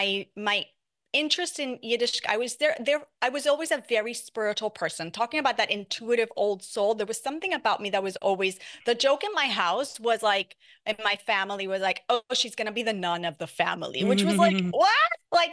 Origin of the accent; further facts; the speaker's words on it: Puerto Rico, United States; I grew up in Puerto Rico and I loved it. I loved being in the beach. I loved being in the boat.